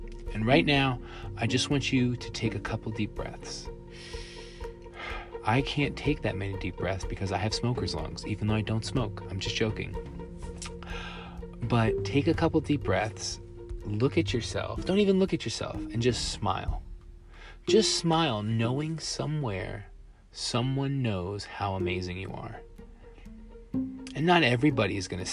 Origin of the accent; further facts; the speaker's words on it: Long Island, New York, United States; now in El Paso, United States; I'm originally from Long Island, New York